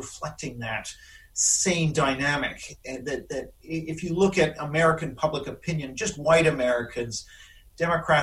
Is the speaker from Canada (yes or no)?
yes; Canada; moved away as an adult; now in London, United Kingdom; I do apologize for not having a British accent since I'm Canadian